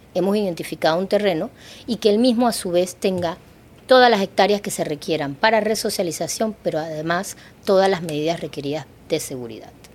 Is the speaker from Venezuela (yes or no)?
no; Panama